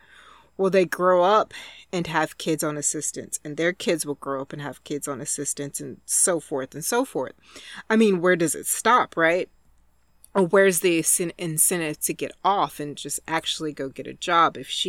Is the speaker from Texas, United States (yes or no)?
yes; Texas, United States; And I grew up super poor in Texas in the South. And my family used Head Start for me.